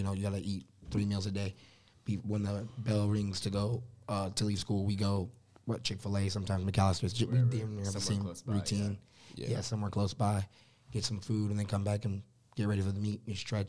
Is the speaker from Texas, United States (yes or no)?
yes; Austin, Texas, United States; now in Indiana, United States; I'm originally from Austin, so Texas State's in San Marcos, 30 minutes away from where I live. So, like, grew up, and we still have houses down there and stuff.